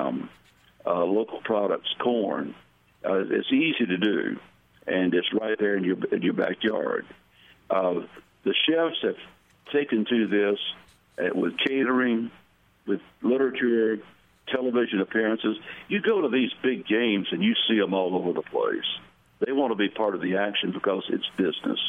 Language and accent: English; Atlanta, Georgia, United States; my hometown of Atlanta